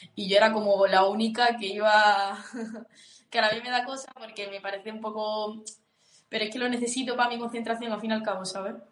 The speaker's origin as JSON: {"language": "Spanish", "town": "Huelva", "region": "Andalusia", "country": "Spain", "moved": "as an adult", "lives_now": "León, Spain", "said": "soy de Huelva y hace año y medio me fui a estudiar a León"}